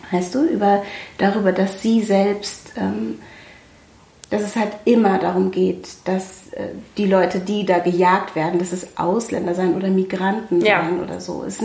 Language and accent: German; Germany; Und ich bin Deutsche. Deutsche. Ich kann mich in meinem eigenen Land nicht frei bewegen.